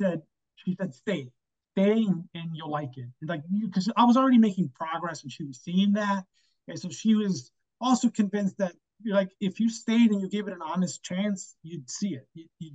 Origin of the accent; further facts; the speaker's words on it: Chicago, Illinois, United States; And it was close to home. I'm from Chicago. U of I is 2 hours away.